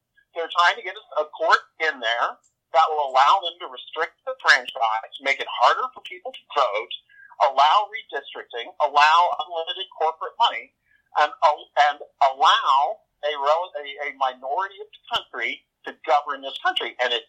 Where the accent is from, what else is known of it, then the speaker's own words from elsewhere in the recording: the South, United States; I'm from the South